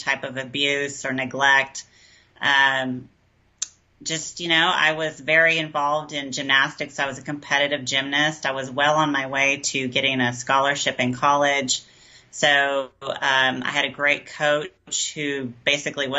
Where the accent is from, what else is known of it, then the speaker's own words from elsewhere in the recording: Garland, Texas, United States; moved away as an adult; now in Austin, United States; I was raised outside of Dallas in a really good home